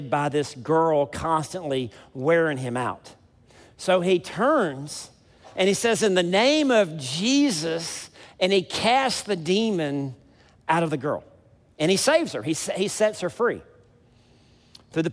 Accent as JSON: {"language": "English", "region": "South Mississippi", "country": "United States", "said": "I'm from South Mississippi"}